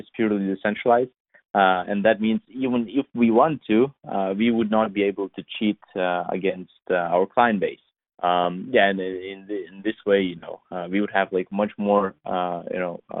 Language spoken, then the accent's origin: English; Lithuania; English is a second language; I was born and raised in Europe. So it's like a small country next to Baltic Seas, Vilnius